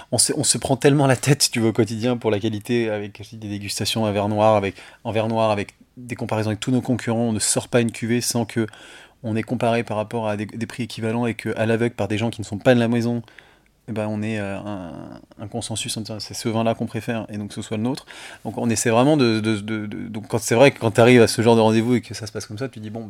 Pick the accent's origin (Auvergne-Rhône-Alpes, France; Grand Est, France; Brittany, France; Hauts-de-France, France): Auvergne-Rhône-Alpes, France; Lyon; moi, je suis lyonnais